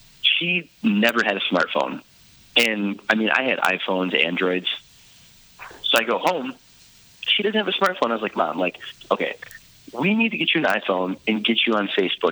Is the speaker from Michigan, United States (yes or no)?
yes; Detroit, Michigan, United States; also born or lived in Grand Rapids, Michigan; I'm from Grand Rapids, Michigan, and, you know, born and raised in Detroit.